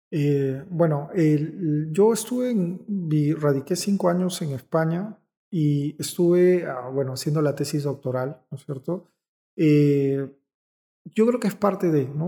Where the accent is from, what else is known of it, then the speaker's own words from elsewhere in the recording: Peru; como peruanos que somos